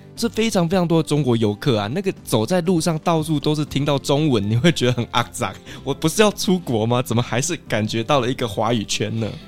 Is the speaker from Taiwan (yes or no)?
yes; Taiwan; 我身为台湾人嘛，所以我喜欢吃的餐厅